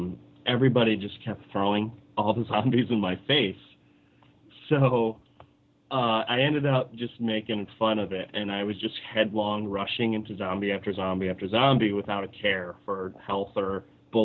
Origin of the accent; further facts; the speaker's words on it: Detroit, Michigan, United States; also born or lived in Southwest Florida; now in Florida, United States; I grew up in Detroit, and I lived behind a comic shop